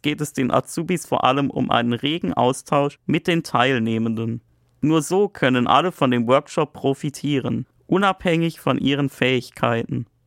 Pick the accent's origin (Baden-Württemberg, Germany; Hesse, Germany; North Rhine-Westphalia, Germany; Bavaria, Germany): Baden-Württemberg, Germany; Black Forest; Ich komme auch aus einem sehr ländlichen Teil des Schwarzwaldes